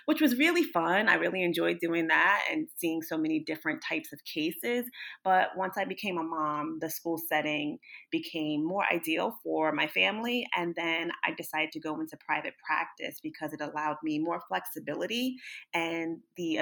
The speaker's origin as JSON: {"language": "English", "region": "Northern New Jersey", "country": "United States", "said": "I am from Northern New Jersey"}